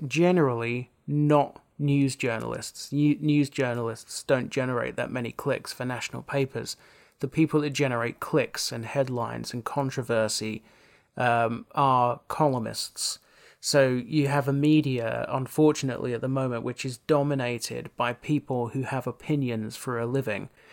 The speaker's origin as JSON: {"language": "English", "area": "South Essex", "region": "East of England", "country": "United Kingdom", "tie": "born or raised there", "said": "growing up in South Essex"}